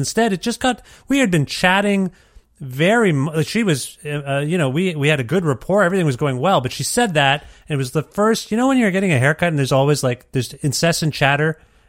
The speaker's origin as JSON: {"language": "English", "country": "Canada", "said": "I was just more astounded that as a Canadian, you didn't even ask me how I was doing."}